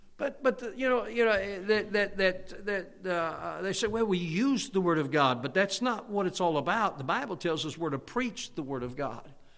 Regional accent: Hammond, Indiana, United States; moved away as an adult; also born or lived in Munster, Indiana / Chicagoland; now in Pennsylvania, United States; I grew up in Hammond, Indiana, Munster, Indiana, and Chicagoland area

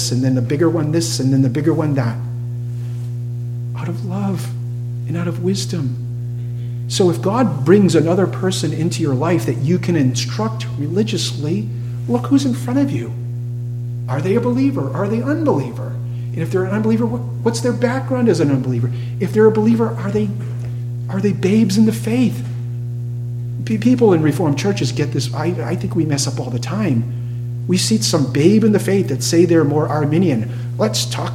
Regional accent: Cape Cod, Massachusetts, United States; I grew up on Cape Cod for many years

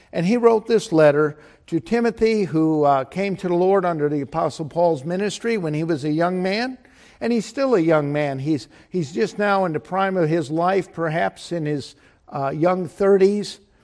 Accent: Chicago, Illinois, United States; I was from Chicago

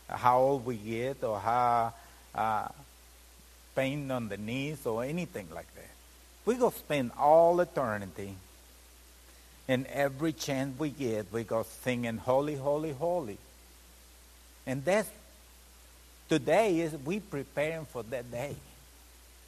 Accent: Mexico; moved away; I'm Mexican. I come from Mexico. Come from a family that sometimes they was not even got enough to eat one day

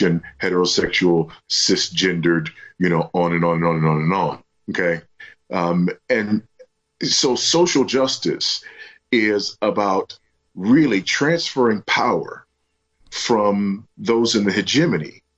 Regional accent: United States; moved away as an adult; I'm also an American who, as an expat in a foreign country

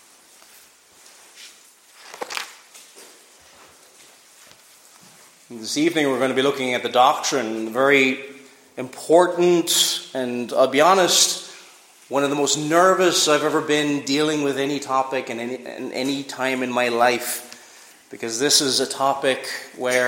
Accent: Cork, Munster, Ireland; I was growing up in Cork

